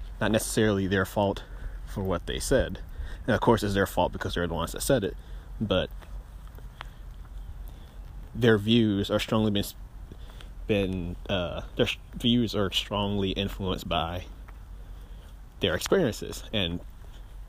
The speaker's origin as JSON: {"language": "English", "town": "Greenville", "region": "Mississippi", "country": "United States", "tie": "born or raised there", "also_born_or_lived": "Starkville, Mississippi / Rankin County, Mississippi", "said": "the circumstances in which I was raised in Greenville"}